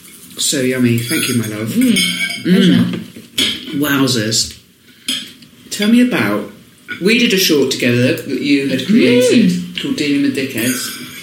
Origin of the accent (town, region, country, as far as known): Swanage, South West England, United Kingdom; born or raised there